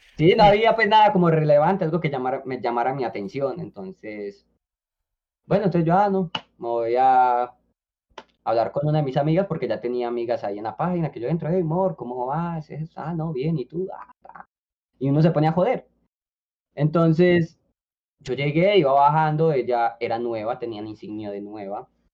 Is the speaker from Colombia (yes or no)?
yes; Colombia; now in Medellín, Colombia; yo era colombiano, que yo estaba acá en Medellín